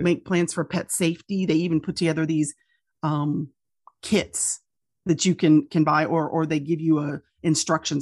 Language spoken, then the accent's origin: English; Louisiana, United States; my hometowns and my home state